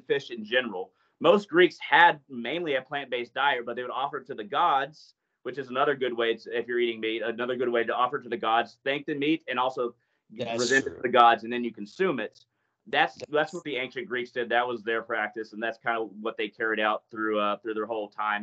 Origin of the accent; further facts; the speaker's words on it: United States; I'm American